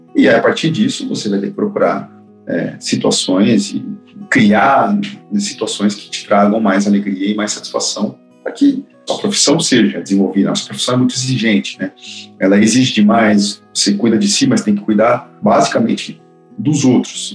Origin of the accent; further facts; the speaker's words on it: Campo Grande, Mato Grosso do Sul, Brazil; now in São Paulo, Brazil; mudei de cidade, sou de Campo Grande, Mato Grosso do Sul, vim pra São Paulo